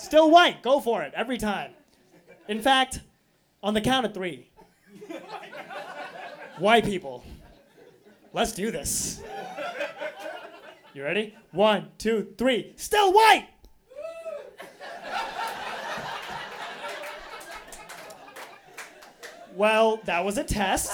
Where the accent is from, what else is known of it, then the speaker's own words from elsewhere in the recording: Boise, Idaho, United States; now in Portland, United States; Because yes, I'm Indian. But I grew up in Boise, Idaho. I live in Portland